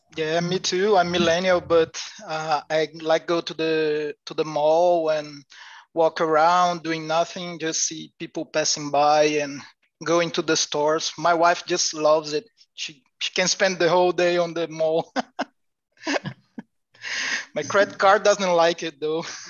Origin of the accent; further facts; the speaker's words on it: Aracati, Ceará, Brazil; English is a second language; I'm from Aracati, Ceará